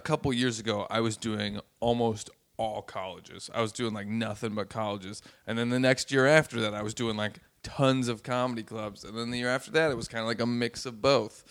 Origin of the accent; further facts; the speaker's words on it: Los Angeles, California, United States; also born or lived in San Francisco; growing up in Los Angeles and San Francisco and places like